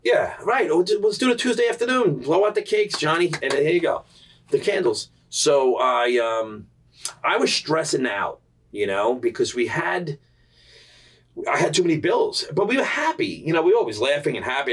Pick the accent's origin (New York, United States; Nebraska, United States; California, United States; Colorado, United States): New York, United States; New York City; growing up in Staten Island, it's a culture